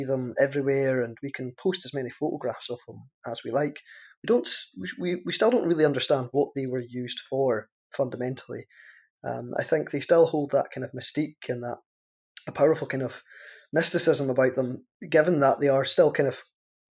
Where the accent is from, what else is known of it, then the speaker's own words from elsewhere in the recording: Caithness, Scotland, United Kingdom; my identity as someone from Caithness and as someone from Scotland